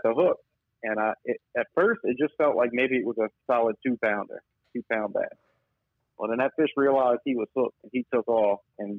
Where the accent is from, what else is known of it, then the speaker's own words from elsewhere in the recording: Barataria, Louisiana, United States; I'm from Barataria, Louisiana